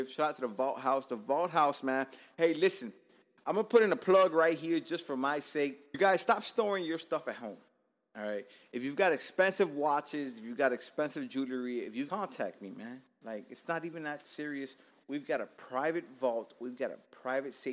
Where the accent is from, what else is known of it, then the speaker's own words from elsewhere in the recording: Miami, Florida, United States; also born or lived in Cuba; I'm fucking rooted to the fucking ground of Dade County